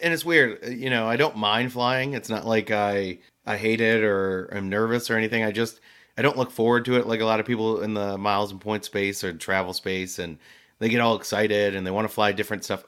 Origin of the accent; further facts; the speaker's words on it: New Jersey, United States; moved away; growing up in New Jersey, that was like New York City was that thing for us